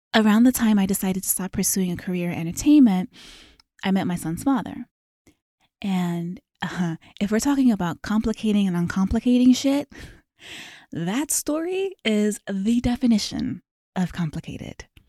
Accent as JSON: {"language": "English", "region": "Maryland", "country": "United States", "tie": "born or raised there", "also_born_or_lived": "Los Angeles", "moved": "as an adult", "said": "I was born and raised in Maryland."}